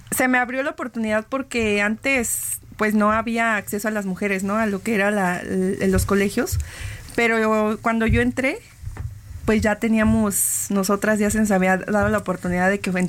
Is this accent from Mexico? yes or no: yes; Guadalajara, Jalisco, Mexico; Yo este, soy originaria de Guadalajara, Jalisco.